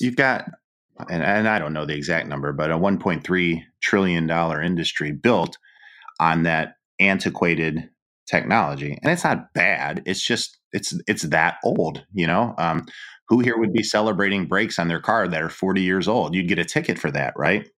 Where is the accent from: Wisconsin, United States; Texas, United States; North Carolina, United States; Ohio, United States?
Ohio, United States; Cleveland; I'm Polish from Cleveland